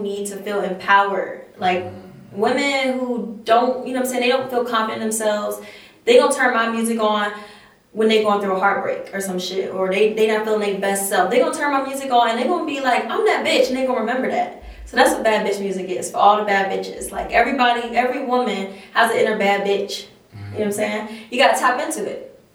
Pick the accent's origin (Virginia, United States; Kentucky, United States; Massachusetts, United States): Virginia, United States; Chesterfield County; also born or lived in Richmond, Virginia; I grew up in Chesterfield, the county